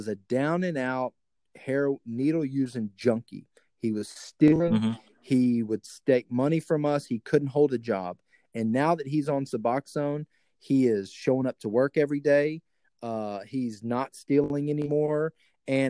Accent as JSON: {"language": "English", "region": "Texas", "country": "United States", "accent": "hillbilly", "said": "when I talk to my redneck folks back in Texas, boy, I get hillbilly real quick"}